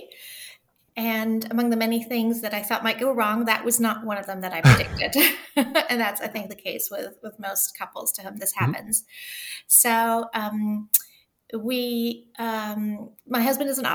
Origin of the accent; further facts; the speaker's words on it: Germany; also born or lived in Liechtenstein / Oxford, United Kingdom; now in Pennsylvania, United States; So I'm half German and half French. I was raised in Germany, and we've moved in a lot of different countries